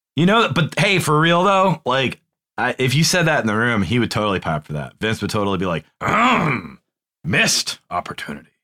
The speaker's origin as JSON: {"language": "English", "region": "New England", "country": "United States", "said": "We're from New England"}